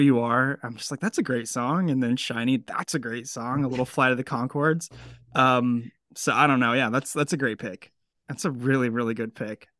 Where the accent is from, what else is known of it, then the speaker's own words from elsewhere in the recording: Bay Area, California, United States; now in Mid-Atlantic, United States; I grew up in the Bay Area in California, so it's definitely my home park